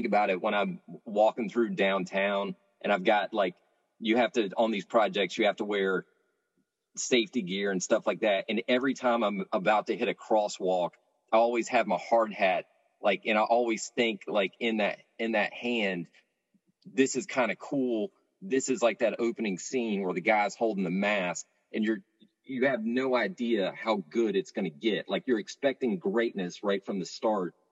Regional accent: Raleigh, North Carolina, United States; I grew up in Raleigh

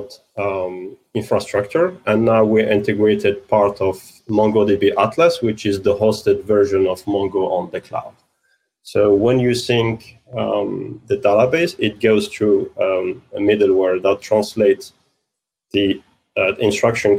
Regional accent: London, United Kingdom; I'm from London

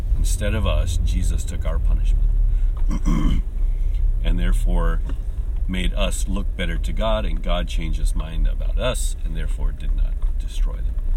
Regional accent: United States; now in Japan; my home country of, of the U.S.

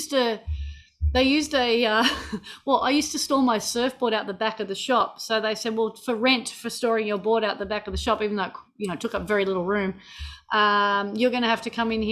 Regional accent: Manly, New South Wales, Australia; I grew up in Manly Beach, so I grew up in the suburbs surrounding Manly, Balgala Heights and then Ferry Bower.

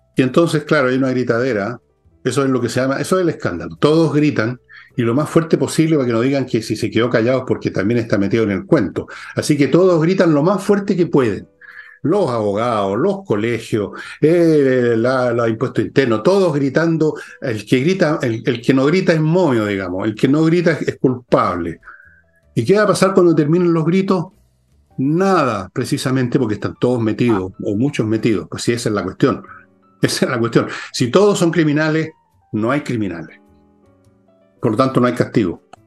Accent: Chile

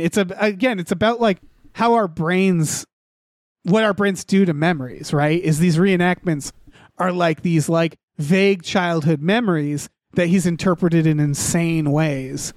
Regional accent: New England, United States; I'm from New England

